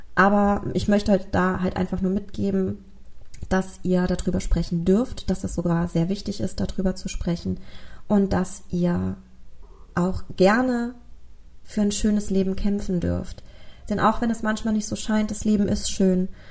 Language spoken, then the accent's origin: German; Germany; bei uns in Deutschland